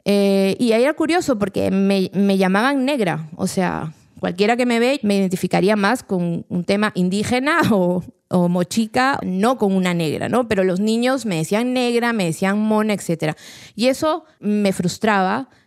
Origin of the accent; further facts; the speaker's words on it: Peru; soy peruana, soy escritora